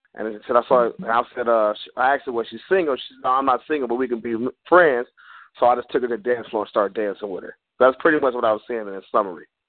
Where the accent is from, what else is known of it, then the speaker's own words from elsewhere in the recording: Detroit, Michigan, United States; now in Los Angeles, United States; I'm from Detroit, Michigan. I actually live out of Los Angeles right now.